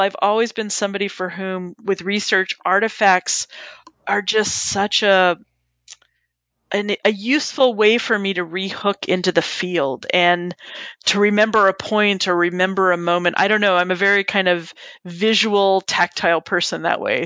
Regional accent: Southern California, United States; now in East Coast, United States; I grew up in Southern California, so I grew up going to Disneyland. And now that I live on the East Coast

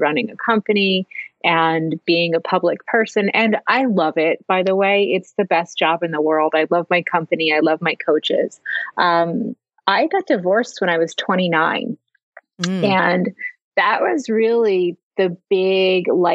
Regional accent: New Jersey, United States; also born or lived in Los Angeles; now in Philadelphia, United States; I grew up in New Jersey. I live in Philadelphia

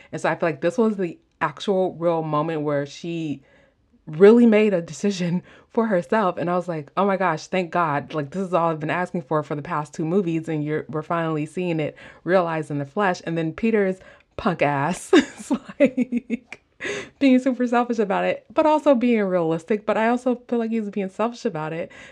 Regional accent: Midwest, United States; accent: Midwest; my Midwest accent

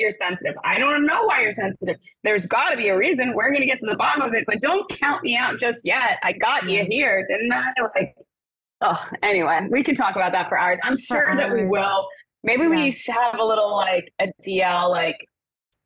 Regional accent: New York City, New York, United States; I'm a girl from Brooklyn

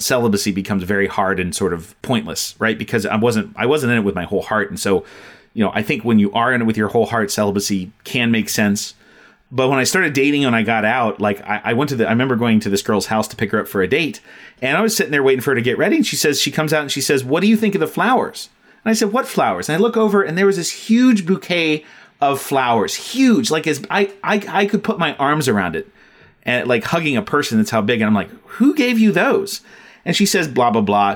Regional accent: Ohio, United States; also born or lived in Texas; I'm from Ohio, we moved to Texas for a few years and back to Ohio.

